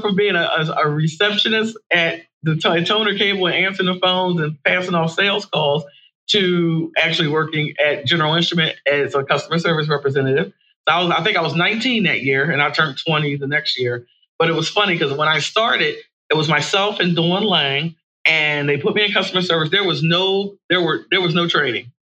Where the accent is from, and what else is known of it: Horsham, Pennsylvania, United States; born or raised there; also born or lived in Philadelphia, Pennsylvania